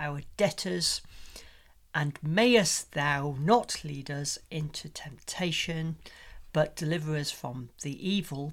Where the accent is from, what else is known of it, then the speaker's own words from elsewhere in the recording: Yorkshire and the Humber, United Kingdom; accent: Yorkshire; my Yorkshire accent